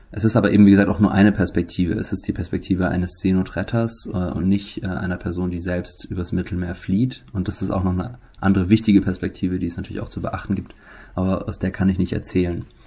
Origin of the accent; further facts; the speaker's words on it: Germany; wir leben als Deutsche